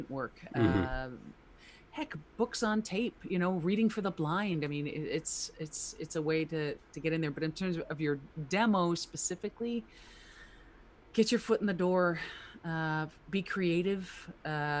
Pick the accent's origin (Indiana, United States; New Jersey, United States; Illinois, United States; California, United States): New Jersey, United States; I'm from Jersey